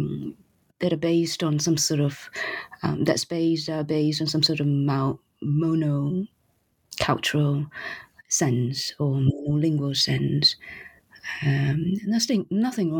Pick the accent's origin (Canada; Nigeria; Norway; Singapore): Singapore; also born or lived in United States / New York; now in Paris, France; I was born in Singapore, and I lived in United States, and then I lived for the rest of my adult life after New York in Paris